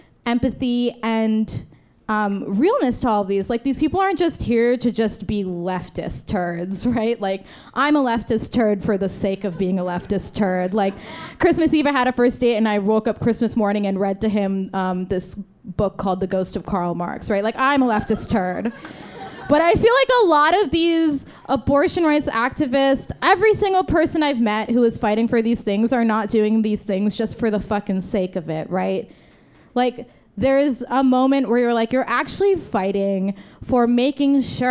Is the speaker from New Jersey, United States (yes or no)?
yes; New Jersey, United States; I am from Jersey